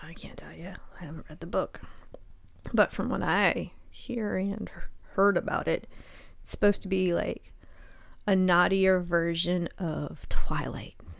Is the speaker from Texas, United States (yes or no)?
no; Charleston, South Carolina, United States; I grew up in Charleston